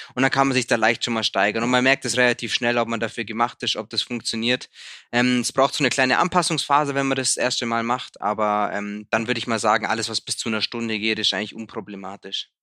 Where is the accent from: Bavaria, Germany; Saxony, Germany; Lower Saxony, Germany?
Bavaria, Germany; Sonthofen; Sonnthof, meine Heimatstadt, hat 21.000